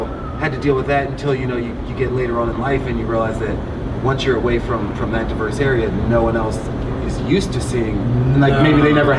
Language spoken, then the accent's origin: English; Philadelphia, Pennsylvania, United States; I grew up in North Philly, and I guess I had an interesting experience I was one of three black players on the team